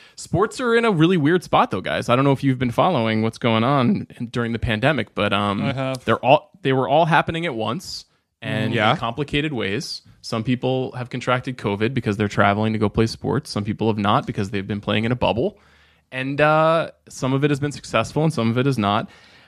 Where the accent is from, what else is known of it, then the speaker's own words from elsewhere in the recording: Huntington Station, New York, United States; I am from Long Island, New York.